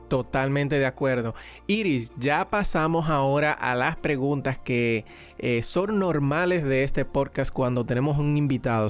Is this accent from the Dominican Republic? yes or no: yes; Dominican Republic; soy dominicano